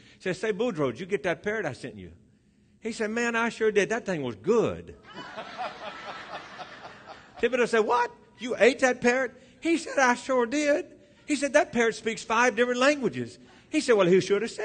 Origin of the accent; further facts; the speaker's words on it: Louisiana, United States; moved away; I'm originally from Louisiana